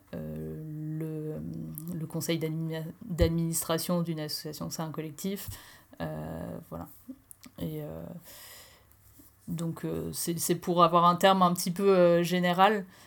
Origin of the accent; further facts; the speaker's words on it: Normandy, France; now in Strasbourg, France; je viens de, de Normandie et j'habite à Strasbourg